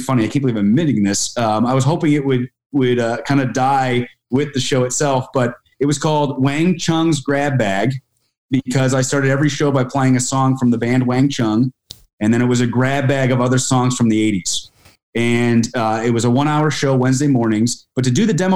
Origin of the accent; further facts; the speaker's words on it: Albany, New York, United States; I grew up outside the Capital Region in Albany, New York